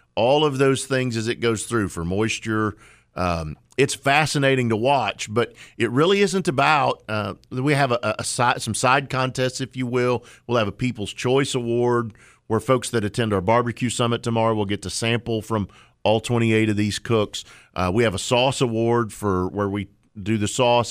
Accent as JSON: {"language": "English", "region": "Oklahoma", "country": "United States", "tie": "born or raised there", "moved": "yes", "lives_now": "North Carolina, United States", "said": "I grew up in Oklahoma"}